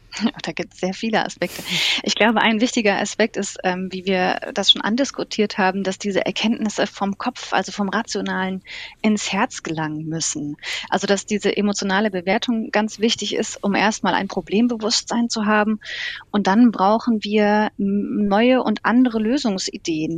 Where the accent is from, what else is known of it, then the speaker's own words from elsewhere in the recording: Germany; Wir sind zum Beispiel ein sehr technologiegläubiges Völkchen als Deutsche